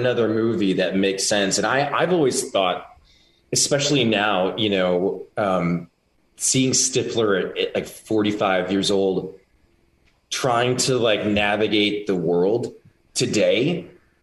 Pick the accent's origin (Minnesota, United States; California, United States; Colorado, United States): Minnesota, United States; Cottage Grove; now in Los Angeles, United States; I'm from Minnesota